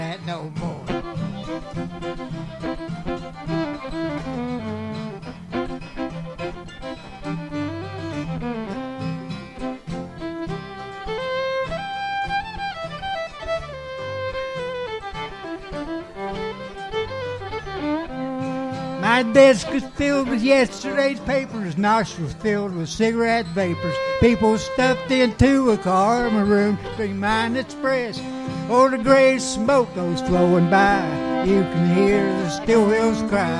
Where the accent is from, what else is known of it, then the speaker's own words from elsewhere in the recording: West Virginia, United States; I was born in West Virginia, right on the border of Kentucky